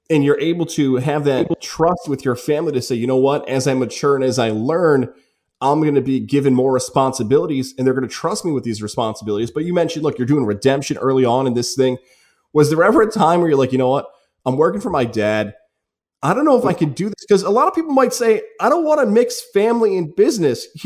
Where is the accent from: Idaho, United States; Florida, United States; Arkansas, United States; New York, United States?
New York, United States; Niskayuna; I grew up in Niskayuna.